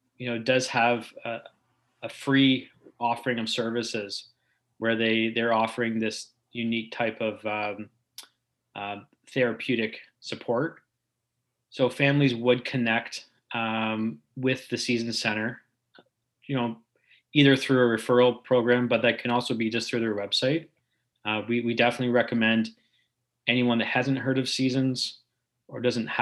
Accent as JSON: {"language": "English", "town": "Barrie", "region": "Ontario", "country": "Canada", "tie": "born or raised there", "also_born_or_lived": "Waterloo / Greater Toronto Area", "said": "I did grow up in the Barrie area during the 80s and 90s before heading off to university in Waterloo."}